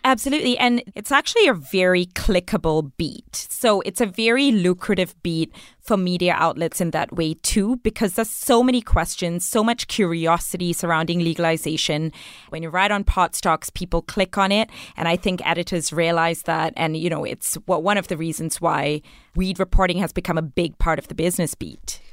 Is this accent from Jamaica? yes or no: no; Malaysia; now in Canada; I grew up in Malaysia